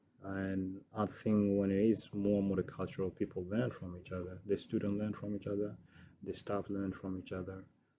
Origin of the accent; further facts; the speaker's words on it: Sudan; now in Australia; Originally, I'm from Sudan. I came here in 2003, and so that's where I'm originally from.